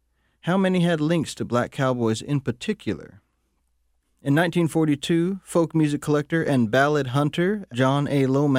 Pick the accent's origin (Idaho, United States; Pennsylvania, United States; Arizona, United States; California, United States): Arizona, United States; I'm from Arizona, and the story of the black cowboys is one that touches upon my own heritage.